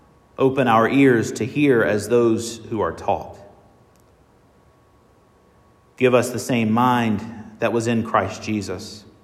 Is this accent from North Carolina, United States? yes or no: yes; North Carolina, United States; The congregation where I was raised in North Carolina is called Bethpage.